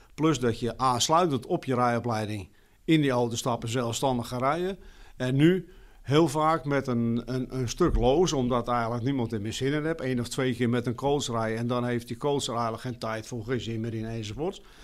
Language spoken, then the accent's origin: Dutch; Harlingen, Friesland, Netherlands; ik kom uit Harlingen